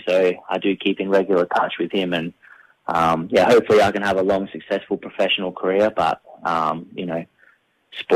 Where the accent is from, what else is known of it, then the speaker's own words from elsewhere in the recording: McLaren Vale, South Australia, Australia; I'm a very proud McLaren Vale boy, so I live back in my hometown